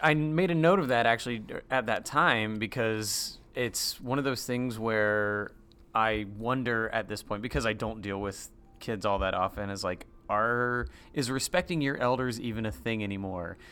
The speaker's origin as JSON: {"language": "English", "town": "Durham", "region": "North Carolina", "country": "United States", "tie": "born or raised there", "also_born_or_lived": "Greensboro, North Carolina", "moved": "as an adult", "lives_now": "Central Florida, United States", "said": "I was in Durham throughout my high school days"}